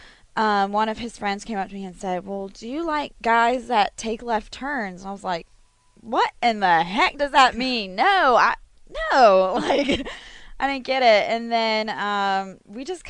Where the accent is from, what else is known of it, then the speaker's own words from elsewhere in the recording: Fort Mill, South Carolina, United States; accent: not a true Southern accent; I grew up in Fort Mill, South Carolina